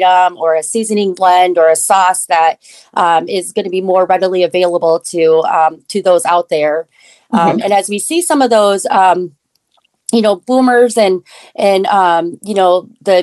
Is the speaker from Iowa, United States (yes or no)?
yes; Iowa, United States; also born or lived in Korea; I did grow up in Iowa, but I was adopted from Korea when I was 9 months old